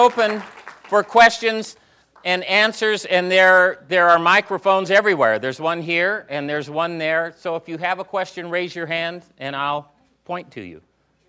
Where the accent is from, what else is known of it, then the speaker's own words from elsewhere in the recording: Colorado, United States; I grew up in Colorado.